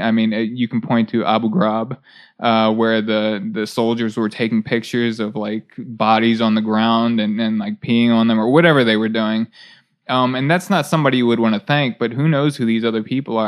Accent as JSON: {"language": "English", "area": "near Baltimore", "region": "Maryland", "country": "United States", "tie": "born or raised there", "said": "i grew up in Balt- uh, near baltimore"}